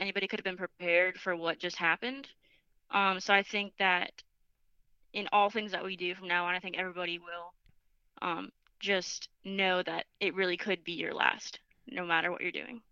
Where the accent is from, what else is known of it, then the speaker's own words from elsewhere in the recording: Boca Raton, Florida, United States; moved away as an adult; I'm from Boca Raton, Florida.